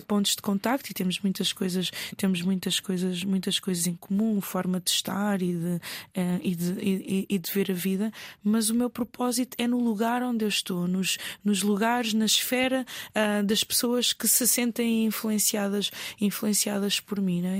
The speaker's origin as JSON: {"language": "Portuguese", "region": "Lisbon", "country": "Portugal", "tie": "born or raised there", "also_born_or_lived": "Mozambique", "accent": "Portuguese (Portugal)", "said": "eu estudei sempre em Lisboa, no centro de Lisboa, até à universidade"}